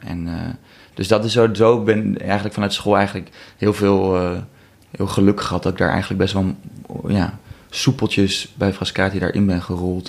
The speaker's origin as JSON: {"language": "Dutch", "town": "Amsterdam", "region": "North Holland", "country": "Netherlands", "said": "ik kom uit Amsterdam"}